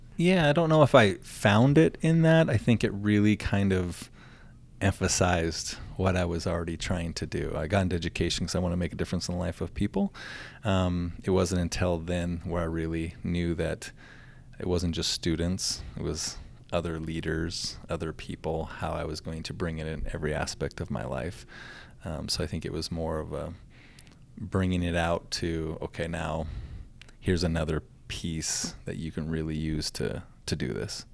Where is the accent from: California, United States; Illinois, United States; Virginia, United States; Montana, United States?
Montana, United States; Glendive; also born or lived in Nevada / Miles City, Montana; moved back to the, my hometown, Glendive, and then became the superintendent in Glendive